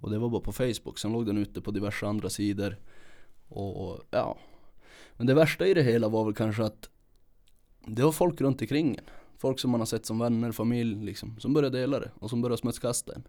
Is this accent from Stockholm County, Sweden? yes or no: no; Kiruna, Norrbotten County, Sweden; uppvuxen här i Kiruna